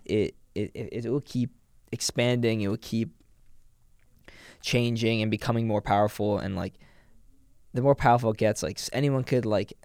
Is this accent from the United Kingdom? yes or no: no; New York City, New York, United States; now in Boston, United States; I grew up in New York City